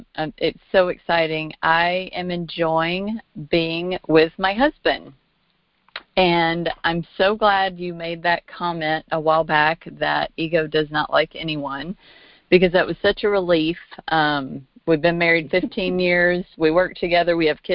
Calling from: Arkansas, United States; I'm actually in Arkansas.

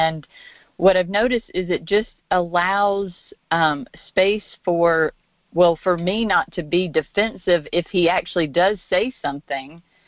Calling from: Arkansas, United States; I'm actually in Arkansas.

